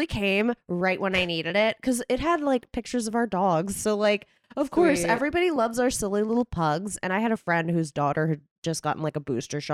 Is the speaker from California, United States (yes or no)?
yes; California, United States; I grew up here in California